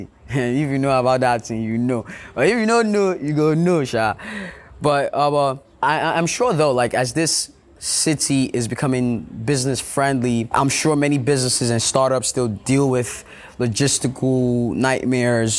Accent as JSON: {"language": "English", "country": "Nigeria", "said": "as a Nigerian."}